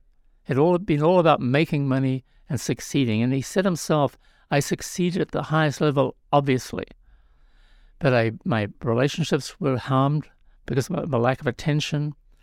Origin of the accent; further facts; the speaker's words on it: New Zealand; moved away as an adult; now in California, United States; Well, I'm from New Zealand originally.